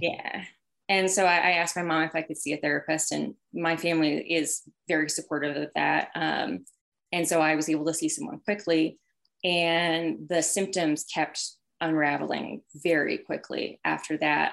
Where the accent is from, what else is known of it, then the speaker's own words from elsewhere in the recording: Healdsburg, California, United States; I am um, originally from Sonoma County in Northern California. So I grew up in wine country. Um, and it was uh, a really small town. I'm from Healdsburg specifically.